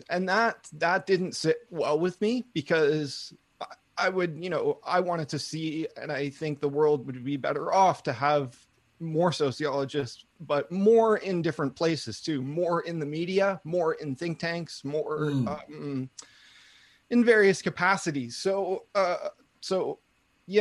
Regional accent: Vancouver, British Columbia, Canada; I grew up in Vancouver, British Columbia

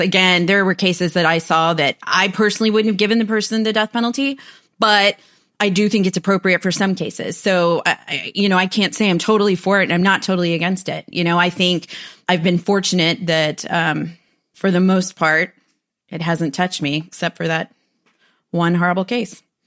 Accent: United States; also born or lived in Huntsville, Texas; I'm American.

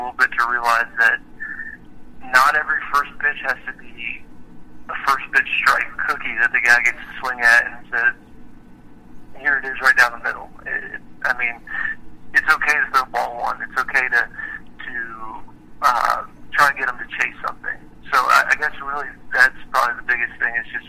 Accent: Richmond, Virginia, United States; I'm originally from Richmond, Virginia

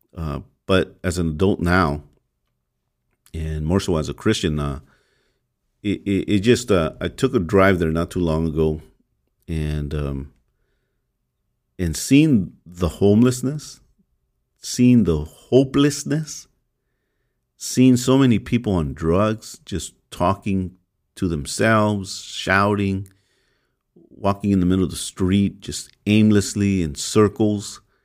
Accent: Los Angeles, California, United States; I grew up in the MacArthur Park area uh, very early on, and we moved around, but mostly it was around the MacArthur Park

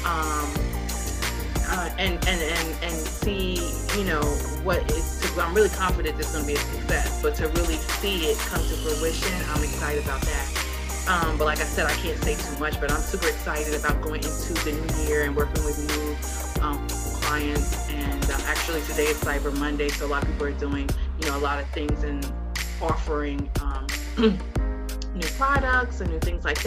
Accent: New York, United States; now in Dallas, United States; I'm here, you know, in Dallas, Texas, and I'm from New York

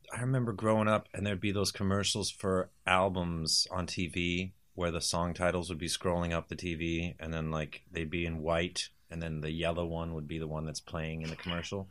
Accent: United States; born or raised there; also born or lived in England

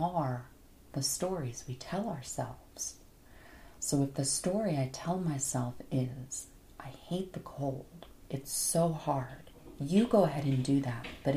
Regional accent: Florida, United States; also born or lived in Hawaii; now in Phoenix, United States; I grew up in Florida. I am a sun, sand, and surf girl

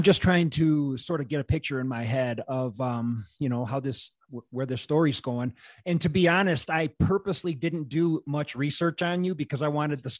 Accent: Wisconsin, United States; I grew up in Wisconsin

